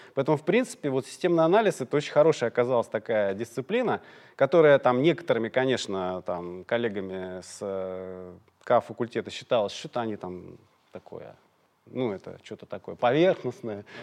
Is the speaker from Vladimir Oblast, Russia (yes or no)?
no; Moscow, Russia; я из Орехова-Борисова